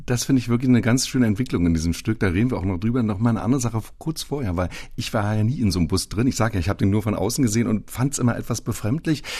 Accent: Berlin, Germany; Ich selbst bin 1960 geboren im Ostteil der Stadt

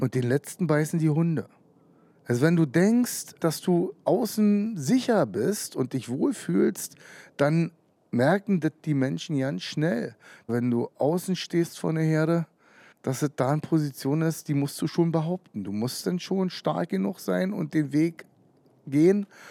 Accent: Brandenburg, Germany; Ich bin in der DDR geboren

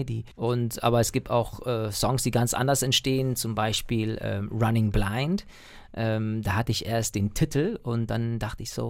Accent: United States; Natürlich, ich bin ja Amerikaner, ich habe ja auch eine, einen US-Pass und einen irischen Pass, aber ich lebe ja nicht da.

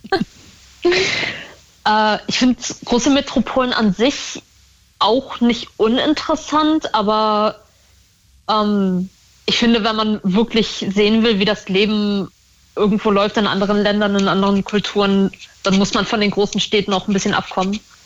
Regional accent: Northern Germany, Germany; Ich bin in Norddeutschland aufgewachsen

